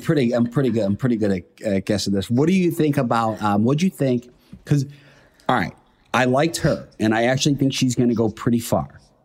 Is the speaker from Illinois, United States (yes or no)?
yes; Chicago, Illinois, United States; now in New York, United States; I'm from Chicago. Um, I li- currently live in New York